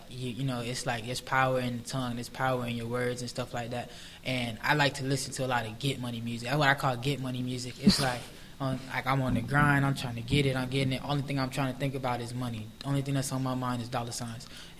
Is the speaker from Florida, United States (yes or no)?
yes; Palm Beach, Florida, United States; I'm from Palm Beach.